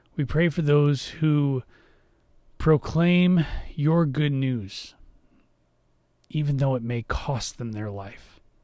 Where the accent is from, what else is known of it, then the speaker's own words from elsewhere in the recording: United States; because we as Americans, myself as an American